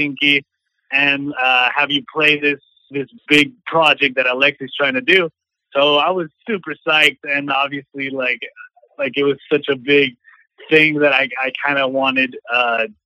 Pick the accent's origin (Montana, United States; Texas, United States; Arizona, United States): Arizona, United States; moved away as an adult; now in Los Angeles, United States; I'm from Arizona, and I moved out to LA about 4 years ago